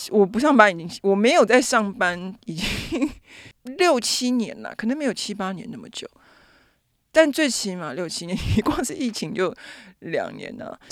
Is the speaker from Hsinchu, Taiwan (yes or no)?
no; Taipei, Taiwan; 我是台北人嘛，所以其实有很多的，我讲白一点，就是我可以随时回家住